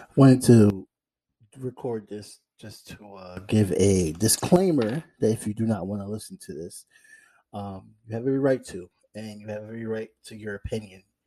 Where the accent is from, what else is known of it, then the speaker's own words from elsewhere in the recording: United States; as an American